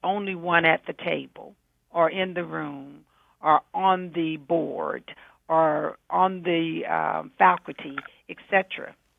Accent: the South, United States; I'm a southerner

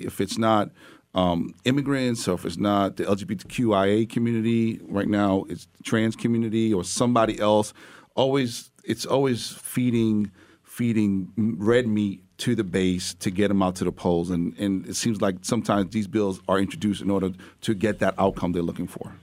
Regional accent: New York, United States; as a New Yorker

